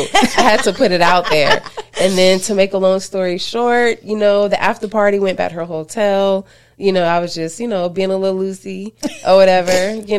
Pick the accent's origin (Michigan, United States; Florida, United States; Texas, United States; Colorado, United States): Florida, United States; we're both from Florida